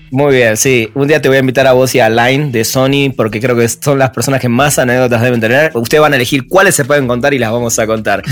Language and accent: Spanish; Argentina; en Argentina decimos con el fútbol, decimos somos